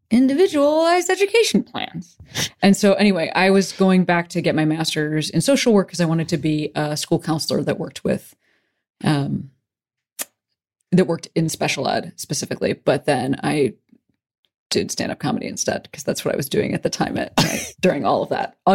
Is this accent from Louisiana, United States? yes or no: no; Western Springs, Illinois, United States; I'm from Western Springs.